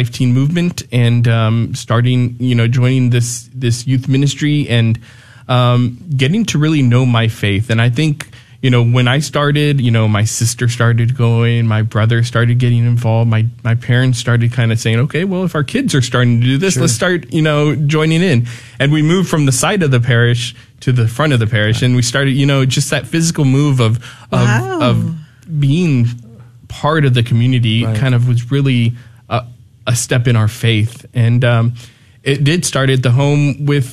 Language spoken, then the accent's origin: English; Corpus Christi, Texas, United States; I'm originally from Corpus Christi. That's where I grew up.